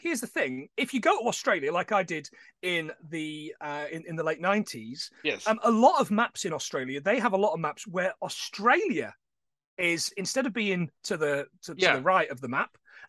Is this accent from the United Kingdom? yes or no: yes; Nottingham, East Midlands, United Kingdom; also born or lived in north of England (8 miles south of Scotland); now in north of England, United Kingdom; I was born in Nottingham